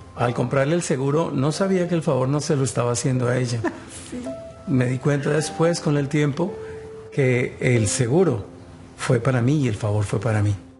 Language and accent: Spanish; Colombia; moved away as an adult; Soy oriundo de Colombia, llegamos a este país hace 15 años